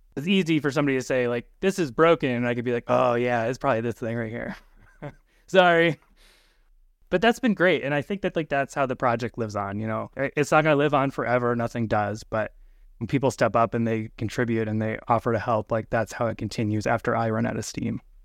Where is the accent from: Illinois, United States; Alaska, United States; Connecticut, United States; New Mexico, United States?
Alaska, United States; moved away as an adult; now in Minneapolis, United States; I grew up kind of in Alaska and then just recently moved into the Minneapolis area.